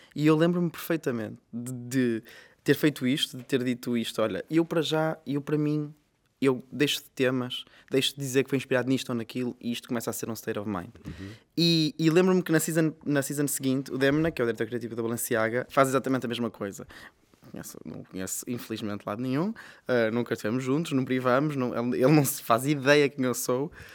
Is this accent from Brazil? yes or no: no; Vila Nova de Famalicão, Norte, Portugal; also born or lived in Guimarães; Eu sou de Famalicão e fui estudar para Guimarães